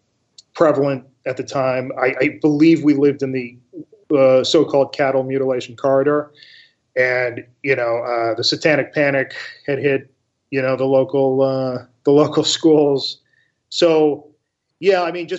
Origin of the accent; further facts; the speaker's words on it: Castle Rock, Colorado, United States; moved away; also born or lived in Massachusetts; I grew up in both Colorado and Massachusetts